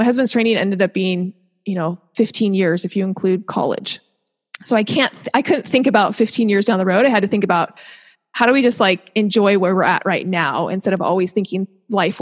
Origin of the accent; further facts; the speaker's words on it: Seattle, Washington, United States; moved away as an adult; also born or lived in Utah / Hershey, Pennsylvania / Orange County, California / Durham, North Carolina; now in Southern California, United States; I grew up in Seattle